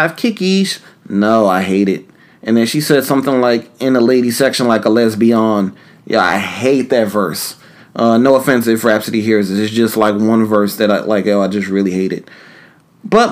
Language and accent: English; New York City, New York, United States; moved away; Harlem, where I'm from originally.